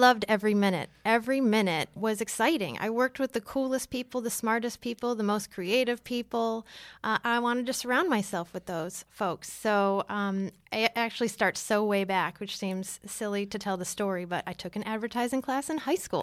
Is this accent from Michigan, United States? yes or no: yes; Detroit, Michigan, United States; moved away as an adult; also born or lived in San Francisco / Los Angeles / New York; now in Atlanta, United States; I grew up in Detroit, so I started there.